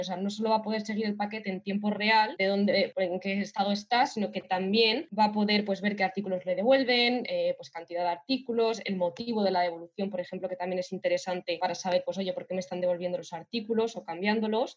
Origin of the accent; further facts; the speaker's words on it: Alicante, Valencian Community, Spain; moved away as an adult; now in Eindhoven, Netherlands; soy de Alicante. Lo que pasa que actualmente pues estoy viviendo en Eindhoven